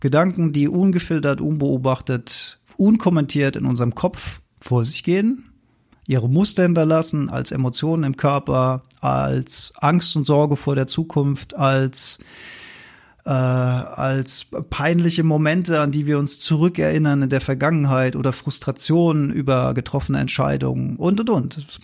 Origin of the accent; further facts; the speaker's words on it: Rhenish Hesse, Rhineland-Palatinate, Germany; Gebabbel, wie wir bei uns in Rheinhessen sagen